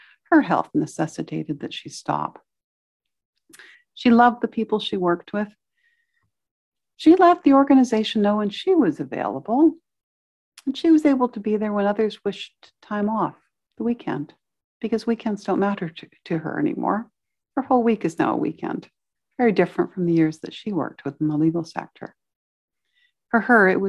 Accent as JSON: {"language": "English", "town": "Victoria", "region": "British Columbia", "country": "Canada", "tie": "born or raised there", "said": "I spent several years as a child growing up in Victoria on the slopes of Mount Tolmie"}